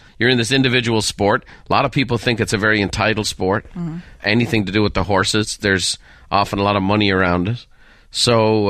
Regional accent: Ireland; And again, growing up in Ireland, you know, we would have all the European channels.

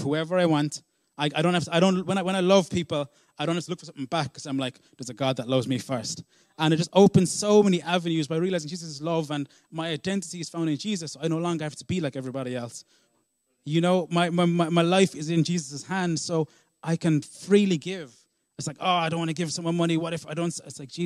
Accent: Ireland; also born or lived in South Africa; when I was seven, I moved to Ireland from South Africa with my father.

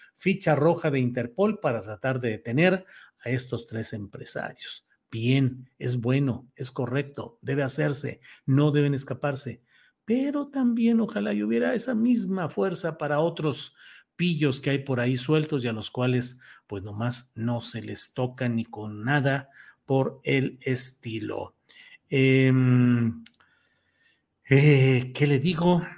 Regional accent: Coahuila, Mexico; mi tierra natal, Coahuila

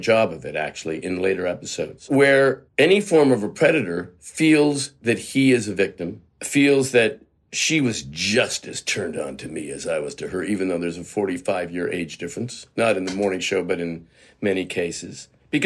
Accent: Canada; moved away as an adult; I'm a Canadian actor. You know, I spent the first 3 decades of my life just living in Canada.

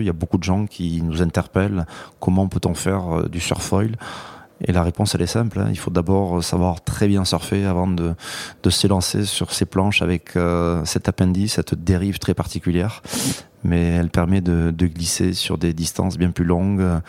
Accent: Hendaye, Nouvelle-Aquitaine, France; Les premières vagues, c'est exclusivement dans ma ville natale d'Andaï, qui est une plage bien particulière au sud de la côte basque, à la frontière avec le Pays basque espagnol

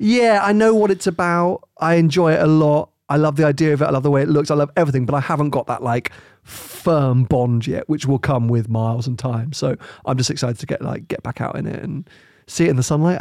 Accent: United Kingdom; we're too British

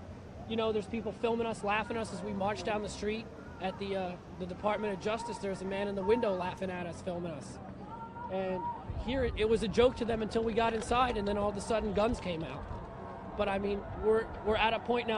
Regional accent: New Jersey, United States

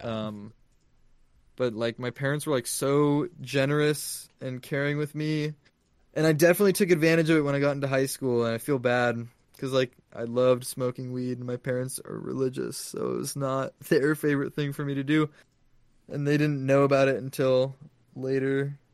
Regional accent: San Diego, California, United States; I'm from San Diego

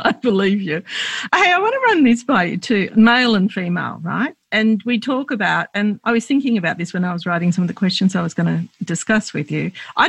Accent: Australia; we're Lebanese Australian and my parents immigrated to Australia, to Sydney in the 50s.

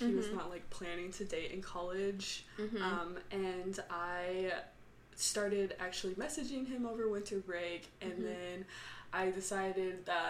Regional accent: Dallas, Texas, United States; moved away; I'm from Dallas.

